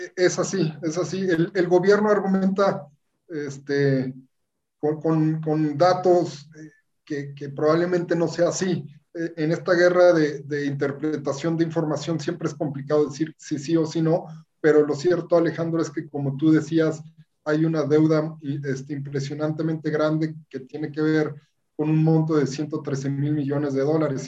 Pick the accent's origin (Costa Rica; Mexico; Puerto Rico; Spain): Mexico; somos todos los mexicanos